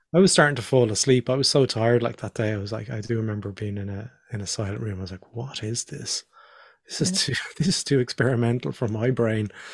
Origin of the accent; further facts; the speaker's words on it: Dublin, Leinster, Ireland; also born or lived in Northern Ireland / Australia; we moved down to Dublin